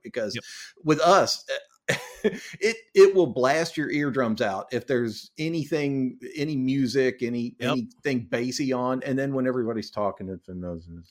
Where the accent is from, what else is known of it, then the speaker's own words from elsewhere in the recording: United States; I'm too American